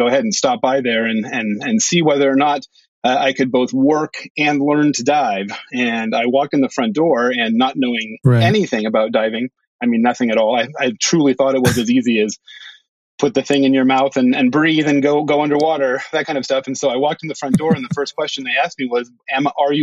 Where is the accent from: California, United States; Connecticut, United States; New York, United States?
California, United States; San Francisco; moved away as an adult; also born or lived in Bahamas / Oregon / Hawaii; now in Friday Harbor, United States; I grew up in San Francisco